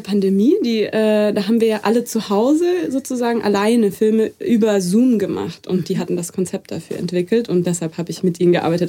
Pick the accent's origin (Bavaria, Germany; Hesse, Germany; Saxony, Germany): Bavaria, Germany; Munich; ich bin in München aufgewachsen